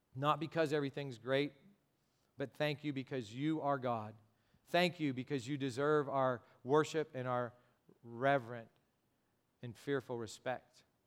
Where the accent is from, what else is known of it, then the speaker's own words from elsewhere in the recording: United States; I'm an American and because I speak some Spanish